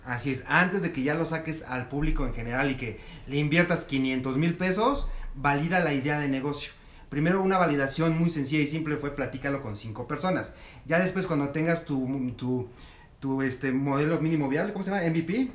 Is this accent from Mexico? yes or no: yes; Mexico; como los mexicanos lo hacemos